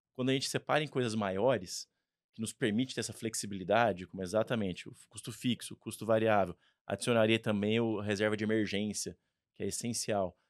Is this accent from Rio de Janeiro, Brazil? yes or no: no; Ribeirão Preto, São Paulo, Brazil; accent: R caipira; eu sou de Ribeirão Preto. É, então você também vai ver algum R aqui do meu lado